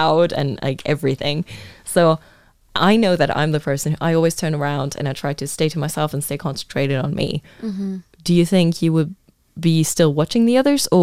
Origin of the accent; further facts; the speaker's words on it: Luxembourg; English is a second language; I'm literally from the south of the south. I'm from Ash.